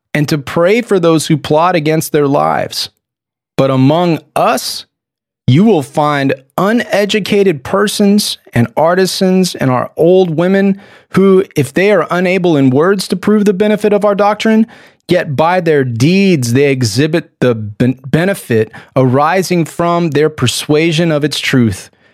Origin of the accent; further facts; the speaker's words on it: Texas, United States; I'm a Texan